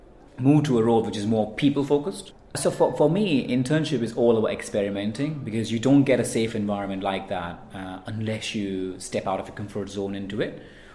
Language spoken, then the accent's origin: English; India; moved away as an adult; also born or lived in Manchester; now in United Kingdom; I was born and raised in India. Moved to the UK some 14 years ago, so I'm a bit of hybrid.